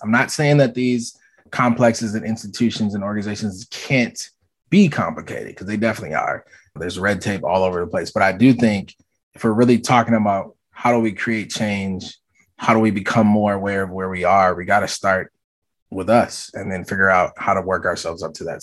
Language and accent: English; the North / Midwest, United States; also born or lived in Jackson, Mississippi; now in Minneapolis, United States; I live in Minneapolis, Minnesota. My parents are from the South, and so while I was born in the South but raised in the North